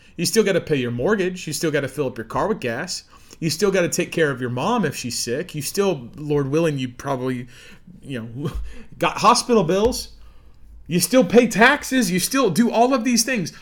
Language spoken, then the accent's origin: English; Midwest, United States; I'm an American here in the heartland.